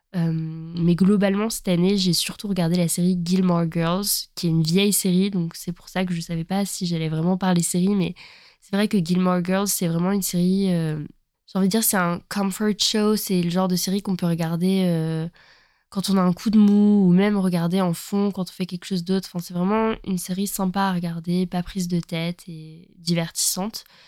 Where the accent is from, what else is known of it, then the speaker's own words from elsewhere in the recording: eastern France, France; moved away as an adult; also born or lived in Montpellier; on vient de l'Est de la France